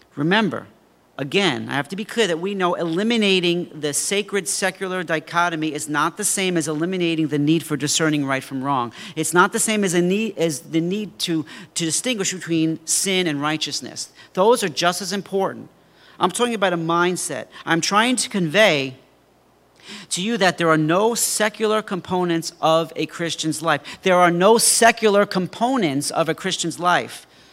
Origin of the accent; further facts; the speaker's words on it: Mineola, New York, United States; I was twelve years old, and I had a paper route in my hometown of Mineola